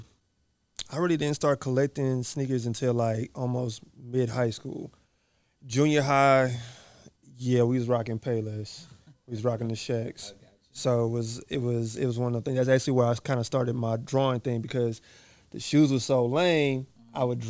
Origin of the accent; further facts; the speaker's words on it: Connecticut, United States; also born or lived in New York; now in Texas, United States; I was born in Connecticut and I lived in New York a little bit